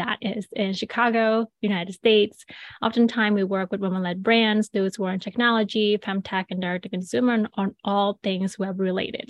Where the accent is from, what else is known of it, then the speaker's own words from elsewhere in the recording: Bali, Indonesia; moved away; I was born and raised in Bali, Indonesia.